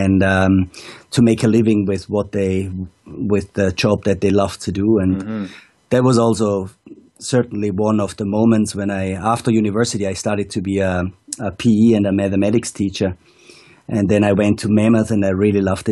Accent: Austria; moved away as an adult; also born or lived in Wanaka, New Zealand; now I spend the Austrian winters in my hometown again, and coach on the Arlberg and in the beautiful Montafon

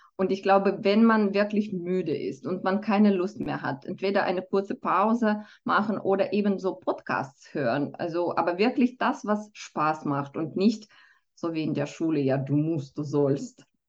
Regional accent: Moldova; first language Romanian and Russian; German is a second language; now in Switzerland; ich bin äh, selber zweisprachig aufgewachsen. Also ich komme ursprünglich aus Moldawien und schon als Kind habe ich Rumänisch und Russisch gelernt

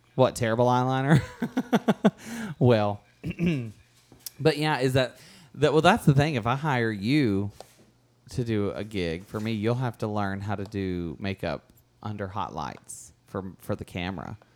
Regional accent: California, United States; also born or lived in New York City; I'm from California. I lived for five years in New York City before that.

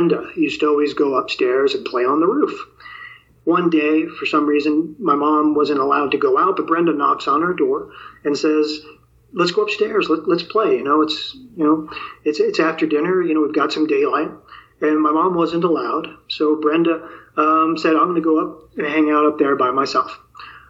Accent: New York City, New York, United States; moved away; also born or lived in the West (US); I grew up in New York City, and I lived in the Bronx, New York, in my early childhood

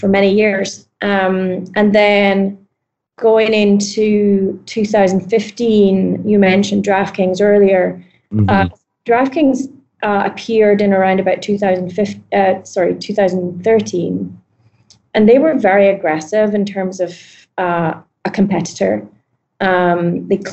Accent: Scotland, United Kingdom; moved away as an adult; now in New York, United States; I'm Scottish.

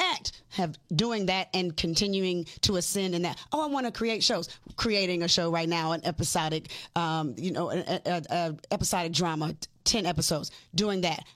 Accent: Decatur, Georgia, United States; also born or lived in Atlanta; I was born in Atlanta, raised in Decatur

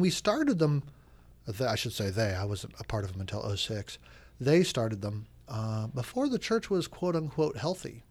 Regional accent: United States; moved away as an adult; also born or lived in Oregon / Chicago, Illinois; now in Washington, D.C., United States; I grew up in Oregon and Chicago

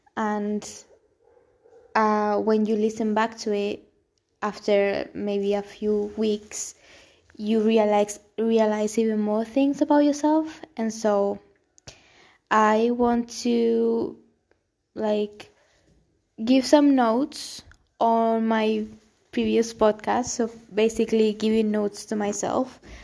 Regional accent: Gran Canaria, Canary Islands, Spain; English is a second language; moved away as an adult; also born or lived in Almería, Spain / Madrid, Spain / London, United Kingdom; I was born in Spain specifically in the south, in Almería, and then I was raised actually in the Canary Islands, Gran Canaria

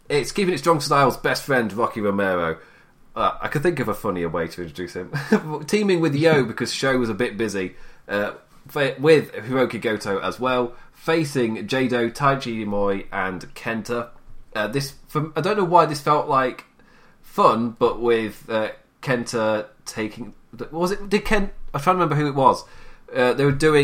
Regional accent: England, United Kingdom; me being English

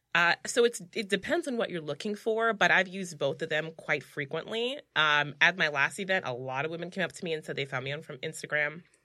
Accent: New York City, New York, United States; I was born in the Bronx

